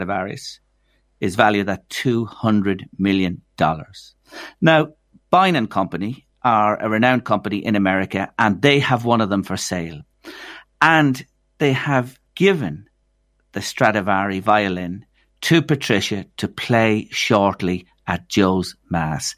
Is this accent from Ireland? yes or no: yes; Ireland; we have as Irish people